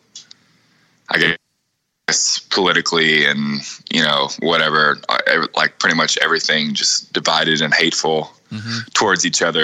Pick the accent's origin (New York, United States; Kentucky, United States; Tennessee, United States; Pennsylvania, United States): Tennessee, United States; Cookeville; growing up in Cookeville, you know, back home